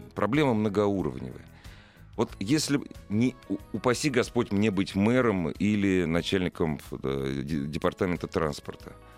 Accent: Moscow, Russia; я родился в Москве

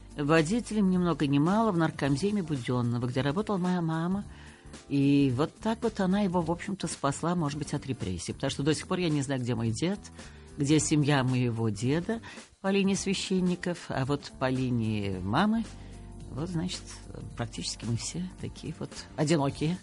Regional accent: Moscow, Russia; я москвичка, я коренная москвичка и тем горда

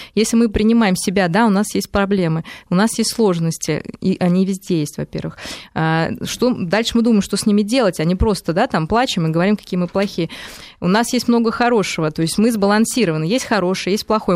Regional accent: Moscow, Russia; мы даже, ну, москвичи, россияне

